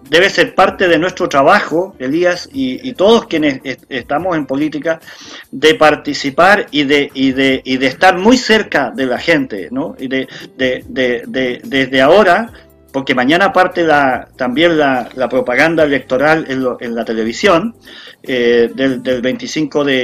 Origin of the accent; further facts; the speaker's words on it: Chile; tenemos una gran oportunidad como, como sociedad, como, como chilenos y chilenas todos, después de, después de 200 años de república